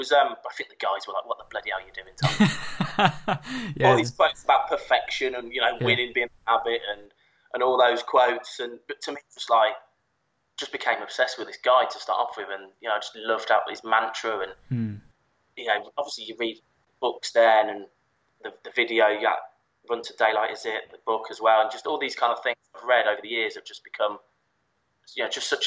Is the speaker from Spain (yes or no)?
no; Smethwick, West Midlands, United Kingdom; now in Stratford-upon-Avon, United Kingdom; Originally from the Matt Tisdale's area up Brum and Smethwick Way